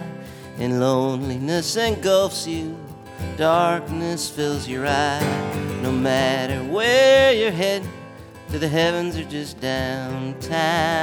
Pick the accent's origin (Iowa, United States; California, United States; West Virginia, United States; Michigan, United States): Iowa, United States; moved away; also born or lived in Chicago; I grew up in Iowa